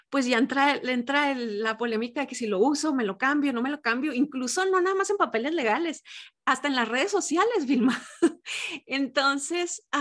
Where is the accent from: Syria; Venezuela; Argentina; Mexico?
Mexico; Pero aquí en mi país, en México, se usa el de.